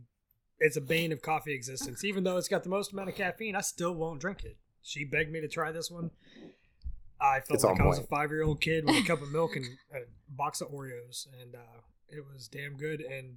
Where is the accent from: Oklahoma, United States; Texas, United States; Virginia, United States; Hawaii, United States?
Oklahoma, United States; moved away as an adult; now in Concord, United States; I was born and raised in Oklahoma.